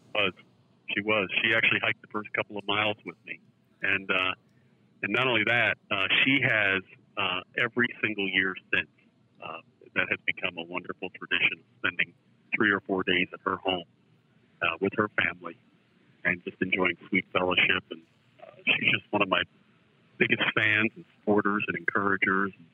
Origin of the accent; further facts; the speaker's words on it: East Brunswick, New Jersey, United States; I grew up in East Brunswick, New Jersey, which is about, as the crow flies, about 35 miles from Midtown Manhattan